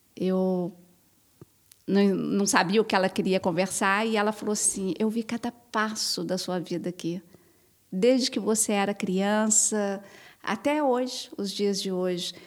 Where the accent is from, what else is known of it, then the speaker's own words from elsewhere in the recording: Brazil; enquanto brasileira